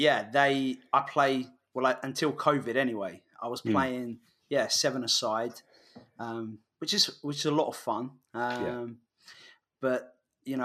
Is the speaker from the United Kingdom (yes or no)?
yes; England, United Kingdom; moved away as an adult; now in United States; being English